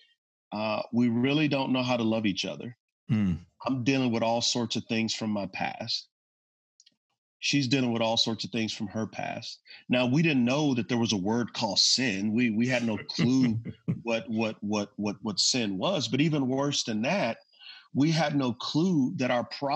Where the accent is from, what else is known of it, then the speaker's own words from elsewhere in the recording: San Antonio, Texas, United States; moved away; I'm from San Antonio, Texas